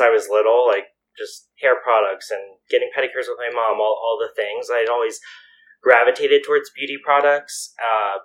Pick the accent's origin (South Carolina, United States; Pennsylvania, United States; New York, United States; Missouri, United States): Pennsylvania, United States; York; moved away as an adult; also born or lived in Philadelphia; So when I moved from York, Pennsylvania to Philadelphia, I went to Drexel University